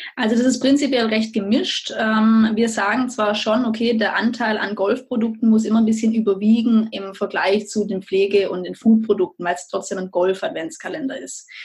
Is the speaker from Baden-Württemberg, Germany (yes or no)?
yes; Lampoldshausen, Baden-Württemberg, Germany; Lampolshausen. Das ist praktisch das äh, schöne Dorf, idyllische Dorf, wo ich herkomme